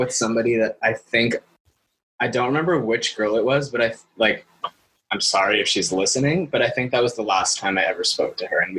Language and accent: English; Los Angeles, California, United States; I'm from California. I live in Los Angeles.